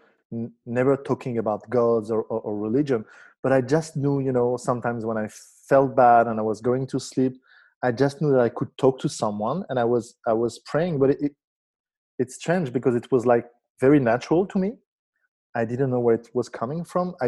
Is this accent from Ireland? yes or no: no; Morocco; I was born in Morocco in a Jewish family